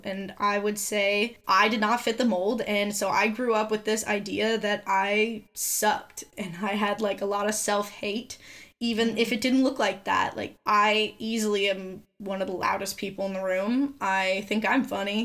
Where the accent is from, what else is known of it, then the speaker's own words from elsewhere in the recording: Southern California, United States; growing up in Southern California comes with its own little niche of every girl thinks that they're ugly